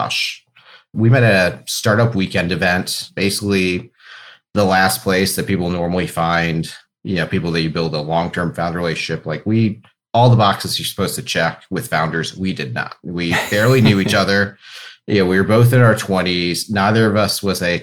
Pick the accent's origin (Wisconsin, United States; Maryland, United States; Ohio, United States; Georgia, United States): Ohio, United States; Cleveland; I grew up in Cleveland, went to school over at Case Western, so very deep Cleveland roots on my end